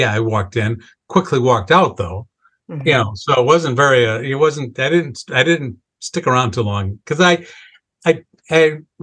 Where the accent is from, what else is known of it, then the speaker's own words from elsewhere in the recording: Wisconsin, United States; growing up in this family where we literally checked three boxes. We had a pretty long family history of alcohol abuse. We were Irish and we lived in Wisconsin